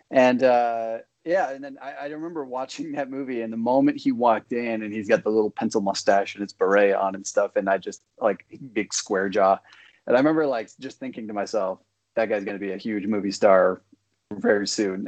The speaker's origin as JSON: {"language": "English", "town": "Moorhead", "region": "Minnesota", "country": "United States", "tie": "born or raised there", "said": "my hometown is Moorhead, Minnesota"}